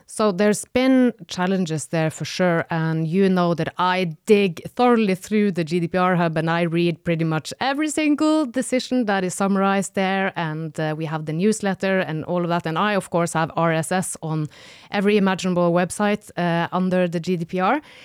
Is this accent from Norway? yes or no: yes; Northern Norway, Norway; moved away; I am from the north of Norway, where it gets really dark for several months.